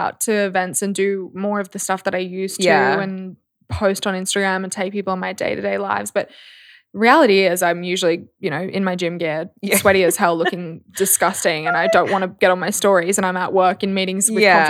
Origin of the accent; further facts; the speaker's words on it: Australia; I'm an Aussie girl through and through.